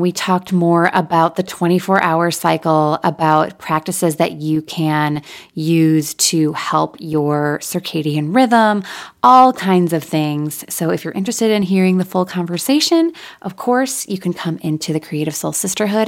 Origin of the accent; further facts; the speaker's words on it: Michigan, United States; now in Nashville, United States; we moved back to my hometown in Michigan for a couple of years